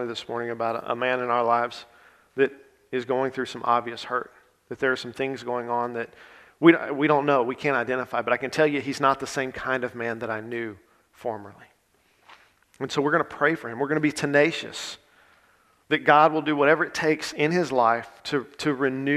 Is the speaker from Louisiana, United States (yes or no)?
yes; Grant Parish, Central Louisiana, United States; I was born and raised in Grant Parish